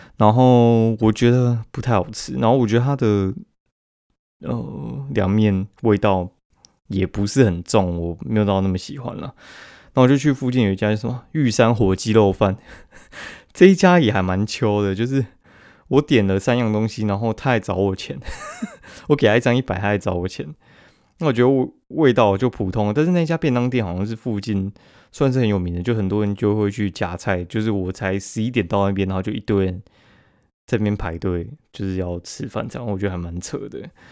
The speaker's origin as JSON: {"language": "Chinese", "region": "Taipei", "country": "Taiwan", "said": "我们台北人的流量不一定会比较高"}